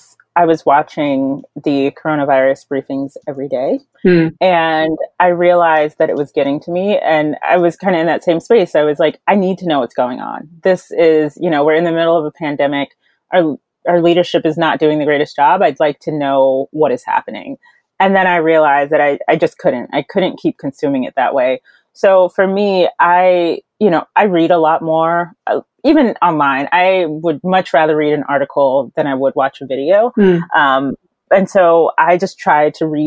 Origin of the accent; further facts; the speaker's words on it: North Carolina, United States; I'm from North Carolina